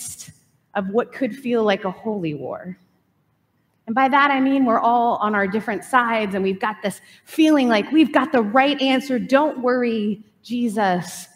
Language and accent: English; Canada; also born or lived in Southern United States; now in California, United States; grew up in Canada, moved to the South, then moved to California.